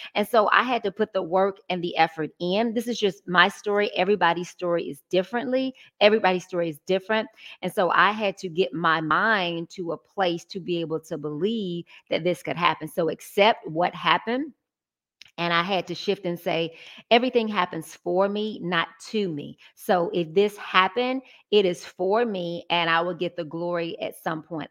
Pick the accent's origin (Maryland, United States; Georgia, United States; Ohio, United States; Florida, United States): Georgia, United States; Atlanta; Original Georgia Peach. Born and raised